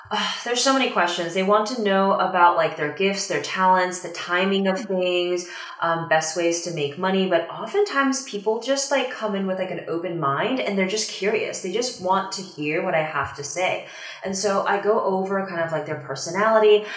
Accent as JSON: {"language": "English", "town": "Washington", "region": "District of Columbia", "country": "United States", "also_born_or_lived": "Shanghai, China", "said": "I moved from Shanghai back to the US, like back to the DC area where I'm from"}